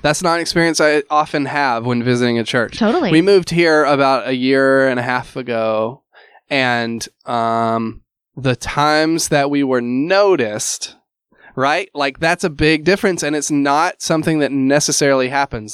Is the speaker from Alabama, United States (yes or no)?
yes; Alabama, United States; moved away as an adult; also born or lived in Louisville; I'm originally from Alabama